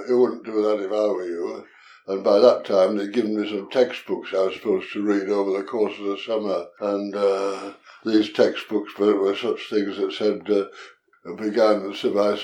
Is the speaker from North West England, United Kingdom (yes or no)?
yes; Kendal, North West England, United Kingdom; moved away; also born or lived in Copenhagen; born in Kendal in the north of England, in what in that time was the county of Westmorland. And it's on the edge of the Lake District National Park and the Yorkshire Dales National Park. So I spend a lot of time out of doors as a youngster.